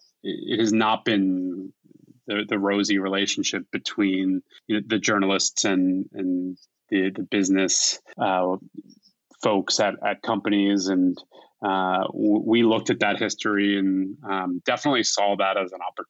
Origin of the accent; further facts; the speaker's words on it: Philadelphia, Pennsylvania, United States; we were born and raised in Philadelphia